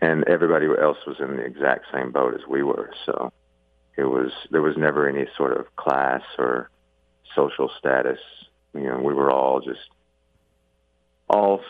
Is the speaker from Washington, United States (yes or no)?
no; Tuscumbia, Alabama, United States; I was born in Tuscumbia, Alabama, at Helen Keller Hospital